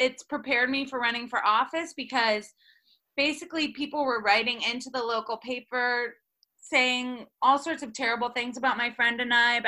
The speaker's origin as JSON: {"language": "English", "town": "Rochester", "region": "New York", "country": "United States", "tie": "born or raised there", "said": "I grew up in Rochester, New York, and my mom is a nurse"}